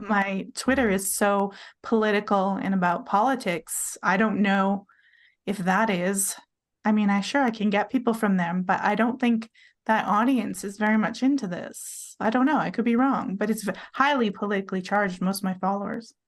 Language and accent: English; British Columbia, Canada; moved away as an adult; also born or lived in Vancouver Island, Canada; now in Utah, United States; I'm Canadian. I lived on Vancouver Island.